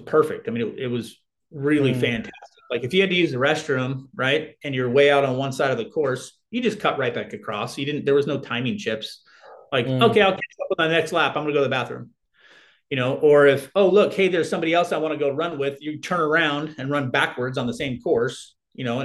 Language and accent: English; Arizona, United States; I'm from Arizona and it's hot here